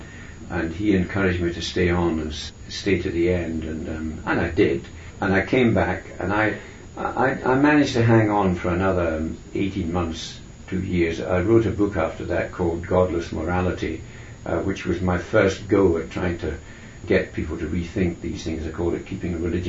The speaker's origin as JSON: {"language": "English", "region": "Scotland", "country": "United Kingdom", "said": "I'm a Scot"}